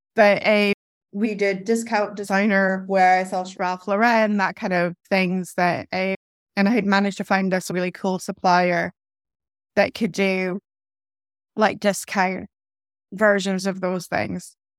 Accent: Inverness, Scotland, United Kingdom; also born or lived in Stockholm, Sweden; I moved from Stockholm when I was about ten years of age to Scotland. I moved from a large capital city, Stockholm, that's very vibrant, very multicultural, eh, to Little Inverness

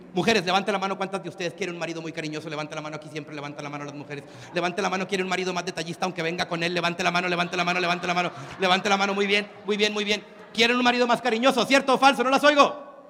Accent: Mexico; yo soy mexicano

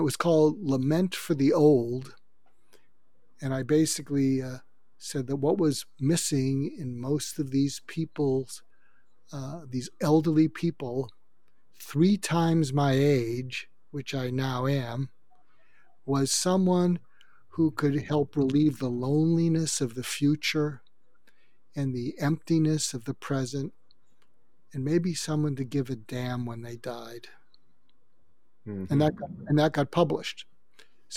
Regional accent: suburb of Boston, Massachusetts, United States; moved away as an adult; also born or lived in Topeka, Kansas / Los Angeles, California; I grew up outside of Boston, in a suburb of Boston

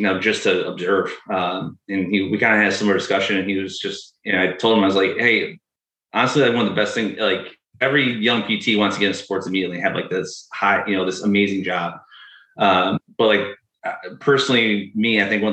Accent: Western New York, United States; moved away as an adult; now in Seattle, United States; I grew up in Western New York, moved out to Seattle after I graduated

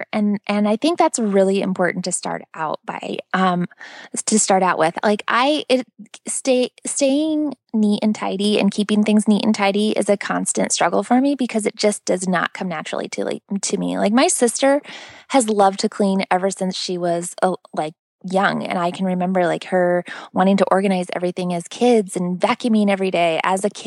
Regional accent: Pacific Northwest, United States; now in Florida, United States; I grew up in the Pacific Northwest

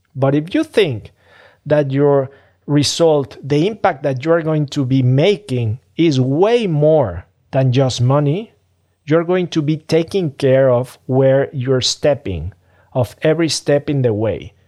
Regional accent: Mexico City, Mexico; I'm from Mexico City. I'm from Mexico, a developing country

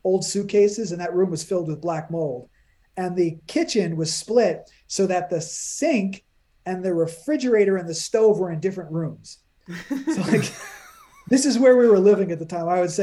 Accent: New York, United States; moved away as an adult; now in New Jersey, United States; I'm a New Yorker. I'm born and raised in New York

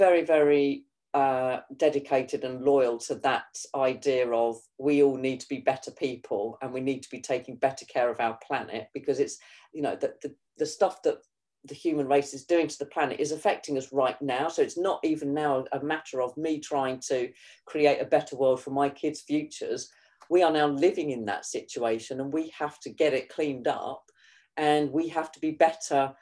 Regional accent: Kent, South East England, United Kingdom; This is where I was born and bred in Kent.

